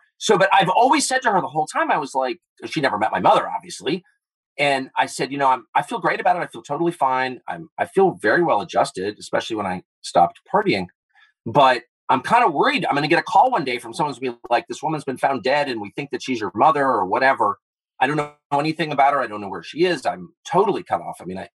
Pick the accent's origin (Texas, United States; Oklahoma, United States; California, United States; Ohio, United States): California, United States; Los Angeles; I grew up in Southern California at a time when people were doing really weird stuff.